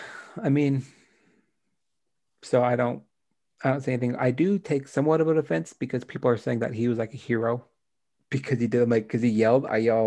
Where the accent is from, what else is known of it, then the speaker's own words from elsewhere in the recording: United States; Because I'm an American